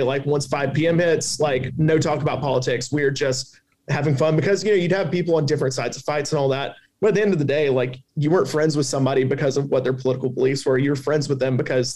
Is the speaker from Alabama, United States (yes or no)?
yes; Alabama, United States; accent: Southern; also born or lived in Washington, D.C.; got offered to come back to Alabama, which is my home state